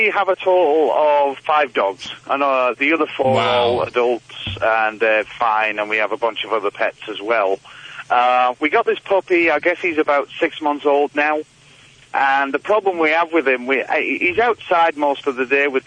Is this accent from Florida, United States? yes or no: no; Michigan, United States; accent: Michigan; Uh, well, I actually live in Michigan. I got one of those funny Michigan accents as well.